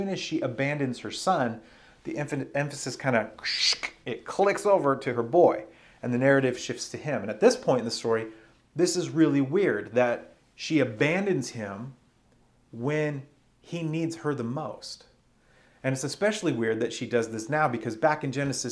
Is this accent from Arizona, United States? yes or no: yes; Arizona, United States; growing up in Arizona